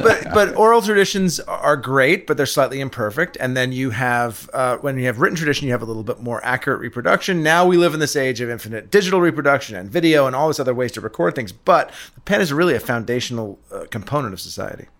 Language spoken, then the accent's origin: English; England, United Kingdom; moved away; I grew up in England, um, in the seventies.